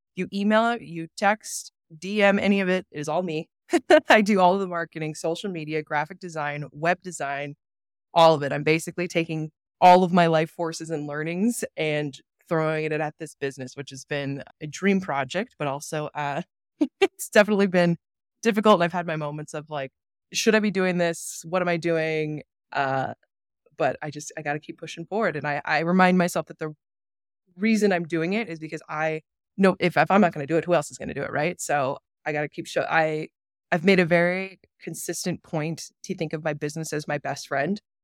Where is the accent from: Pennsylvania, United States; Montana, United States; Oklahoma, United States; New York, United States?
Montana, United States; Billings; moved away as an adult; also born or lived in Atlanta, Georgia / Bozeman, Montana; now in Jackson, United States; I am unfortunately from Billings, Montana, the great metropolis of refineries that it is. that is where I grew up and was raised